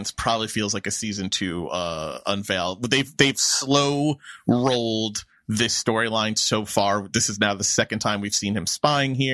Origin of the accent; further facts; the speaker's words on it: New York, United States; As a New Yorker, as a lifelong New Yorker